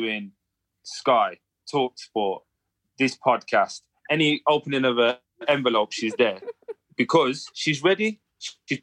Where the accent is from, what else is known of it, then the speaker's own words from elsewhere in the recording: England, United Kingdom; But I'm from England.